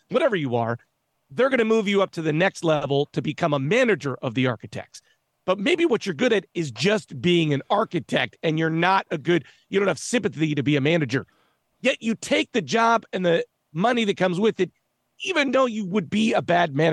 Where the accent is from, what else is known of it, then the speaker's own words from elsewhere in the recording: United States; I'm an American, Irish.